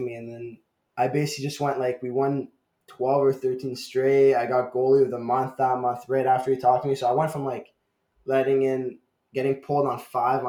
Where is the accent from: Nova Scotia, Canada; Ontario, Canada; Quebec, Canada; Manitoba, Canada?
Ontario, Canada; Ottawa; moved away; one of my games in my hometown in Ottawa